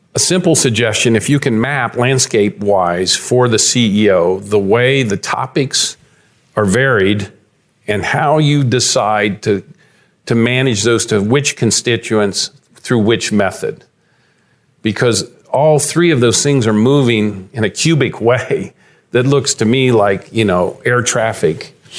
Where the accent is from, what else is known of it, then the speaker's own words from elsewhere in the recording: London, Ohio, United States; I grew up in London, Ohio